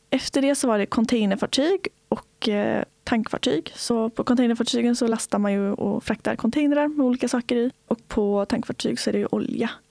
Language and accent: Swedish; Öckerö, Västra Götaland, Sweden; Jag kommer från en liten ö i Göteborgs skärgård som heter Öckerö. Och Öckerö kommun är tio öar och där bor det väl sammanlagt upp 12 000 pers tror jag. Så det är ganska litet.